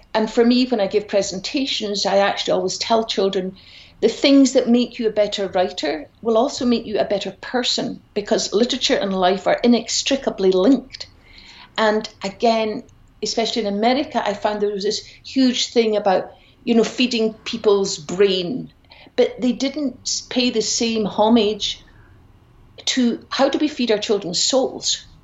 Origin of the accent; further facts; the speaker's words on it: Glasgow, Scotland, United Kingdom; also born or lived in Edinburgh; I grew up in Glasgow